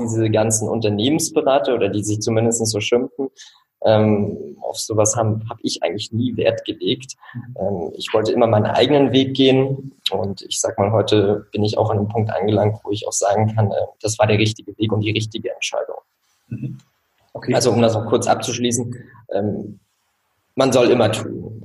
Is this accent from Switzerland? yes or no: yes; Switzerland; moved away as an adult; now in Rostock, Germany; ich bin tatsächlich in der Schweiz aufgewachsen